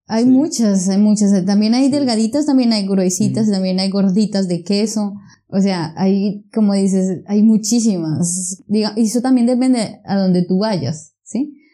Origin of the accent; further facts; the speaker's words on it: Colombia; moved away; also born or lived in Bogotá